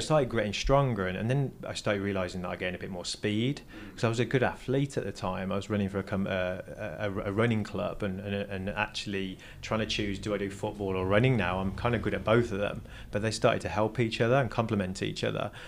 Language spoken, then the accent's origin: English; Lichfield, West Midlands, United Kingdom; moved away as an adult; also born or lived in Burton upon Trent; now in Los Angeles, United States; I was born in a place called Burton upon Trent